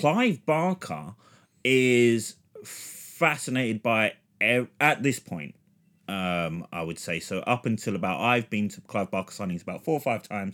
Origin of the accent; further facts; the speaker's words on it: London, United Kingdom; where I was raised in London.